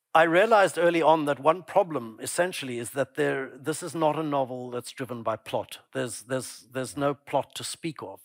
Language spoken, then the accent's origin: English; Pretoria, Gauteng, South Africa; my childhood growing up in Pretoria